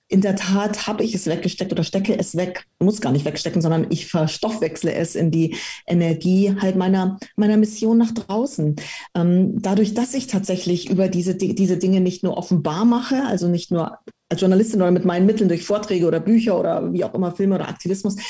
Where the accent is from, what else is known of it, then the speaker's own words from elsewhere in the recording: Munich, Bavaria, Germany; also born or lived in Romania; Also ich bin mit dreieinhalb Jahren dann nach Deutschland gekommen, nach München und bin dann hier in München aufgewachsen